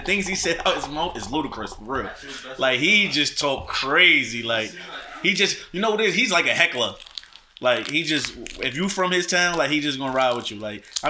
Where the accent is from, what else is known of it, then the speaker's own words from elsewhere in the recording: New York City, New York, United States; I'm from Brooklyn. I'm from New York.